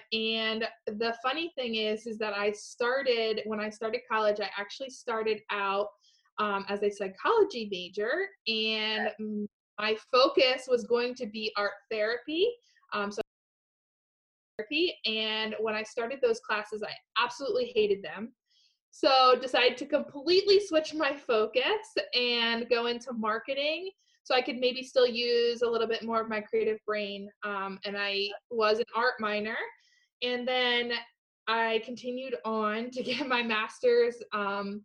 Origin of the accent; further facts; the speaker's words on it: Mertztown, Pennsylvania, United States; I grew up in Mertztown, Pennsylvania.